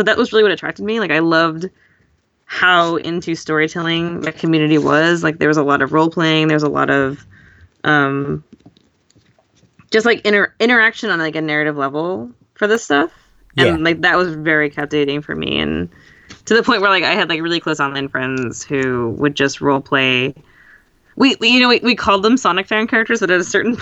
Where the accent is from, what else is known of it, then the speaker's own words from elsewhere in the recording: Jersey Shore, New Jersey, United States; I grew up on the Jersey Shore